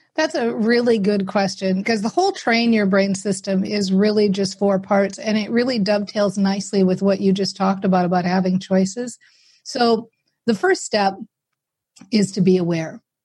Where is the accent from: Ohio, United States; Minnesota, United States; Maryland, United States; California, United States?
Minnesota, United States; i'm very practical from Minnesota, right? So we're very practical people here